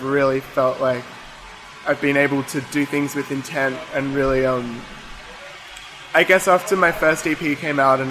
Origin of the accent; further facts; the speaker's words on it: Melbourne, Victoria, Australia; I grew up in Melbourne, in Elstonwick